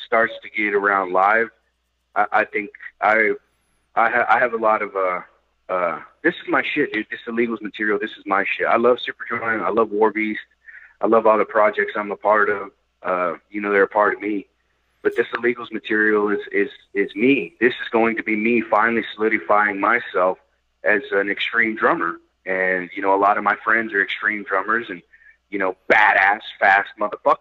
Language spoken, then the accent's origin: English; Fort Worth, Texas, United States; I was born and raised in Fort Worth